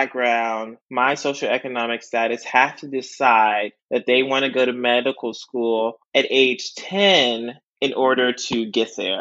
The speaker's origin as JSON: {"language": "English", "town": "Houston", "region": "Texas", "country": "United States", "lives_now": "Austin, United States", "said": "I am from Houston, Texas, H-Town"}